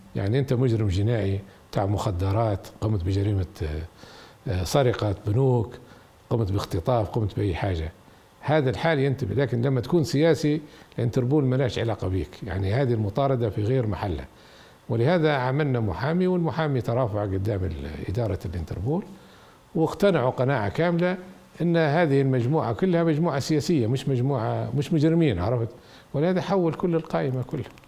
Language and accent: Arabic; Benghazi, Cyrenaica, Libya; also born or lived in Dublin, Ireland / Galway, Ireland; مدينه بنغازي مدينتي